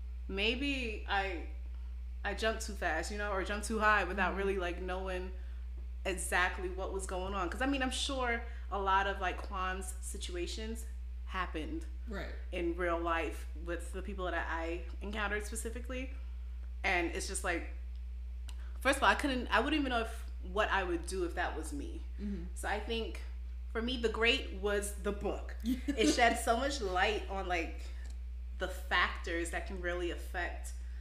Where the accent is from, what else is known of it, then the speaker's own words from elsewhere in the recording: Brooklyn, New York, United States; Especially growing up in Brooklyn.